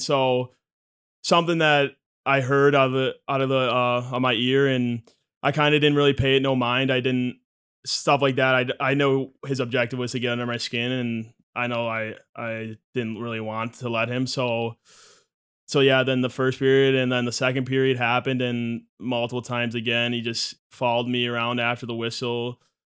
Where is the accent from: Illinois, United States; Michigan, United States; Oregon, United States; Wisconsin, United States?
Michigan, United States; growing up in Michigan